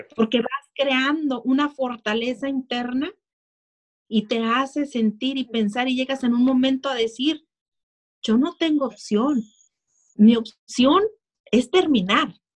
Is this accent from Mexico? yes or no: yes; Tijuana, Baja California, Mexico; now in United States; yo nací en México, nací muy cerquita de aquí de Estados Unidos, nací en Tijuana